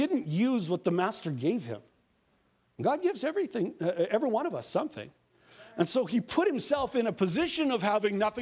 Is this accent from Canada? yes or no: yes; Prince Albert, Saskatchewan, Canada; moved away as an adult; now in Saskatoon, Canada; I come from Prince Albert, Saskatchewan. I've lived in Saskatoon the last 30 years. But I come from Prince Albert, Saskatchewan.